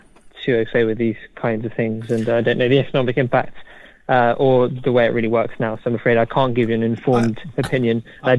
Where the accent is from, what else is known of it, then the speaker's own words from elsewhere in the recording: United Kingdom; I think you have to really respect that and cherish that as a British person.